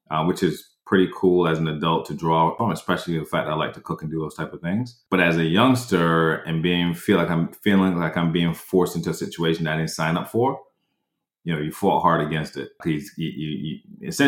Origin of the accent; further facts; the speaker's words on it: New York, United States; I came from New York to Orlando, Florida for six months.